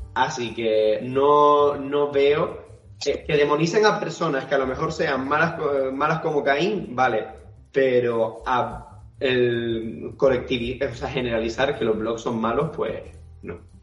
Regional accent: Gran Canaria, Canary Islands, Spain; nosotros somos de Gran Canaria

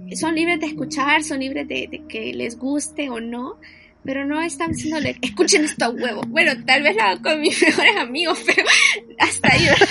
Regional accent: Honduras; somos de Honduras

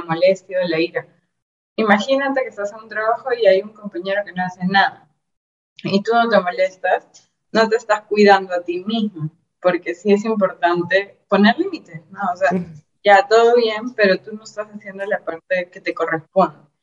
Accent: Peru; yo soy peruana, estoy en Lima, que es la capital

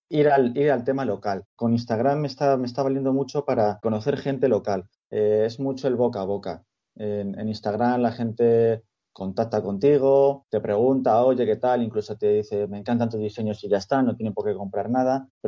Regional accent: Madrid, Community of Madrid, Spain; Mi relación previa con el fútbol, bueno, yo soy de Madrid y yo era socio y abonado de, uno de los dos grandes, vamos a dejarlo ahí.

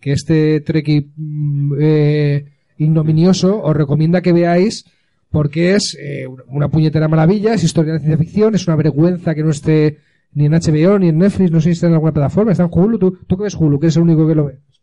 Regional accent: Alicante, Valencian Community, Spain; also born or lived in London; unos cuantos alicantinos

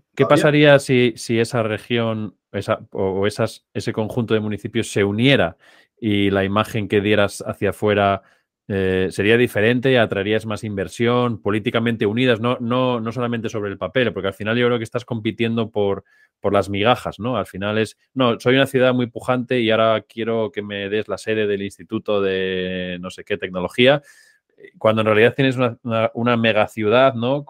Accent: Oviedo, Asturias, Spain; yo soy de Oviedo

